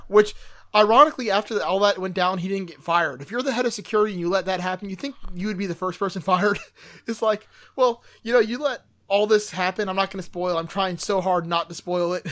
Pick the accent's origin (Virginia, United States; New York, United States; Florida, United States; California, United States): Florida, United States; Miami; I'm from Miami